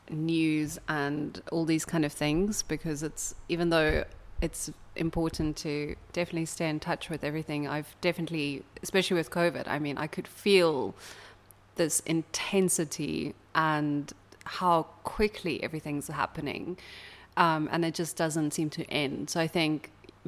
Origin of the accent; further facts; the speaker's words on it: South Africa; moved away as an adult; now in Berlin, Germany; I'm from South Africa, and I'm busy doing an artist residency here for 1 year.